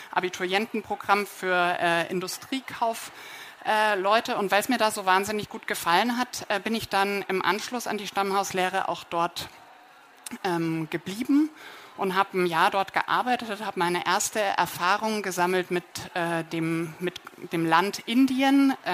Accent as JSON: {"language": "German", "town": "Munich", "region": "Bavaria", "country": "Germany", "said": "Ich komme hier aus München. Also ich wohne in, mit meinem Freund in der Maxvorstadt, bin äh, gebürtige Oberbayerin"}